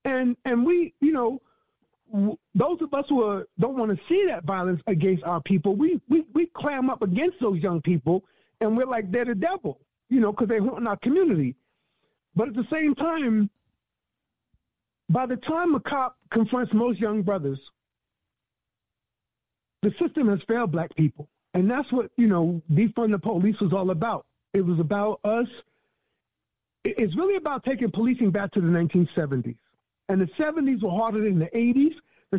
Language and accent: English; New York, United States; It somewhat surprised me because I remember a little bit different growing up in New York.